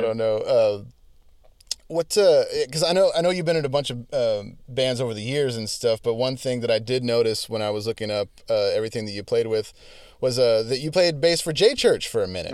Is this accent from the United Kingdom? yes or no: no; United States; as an American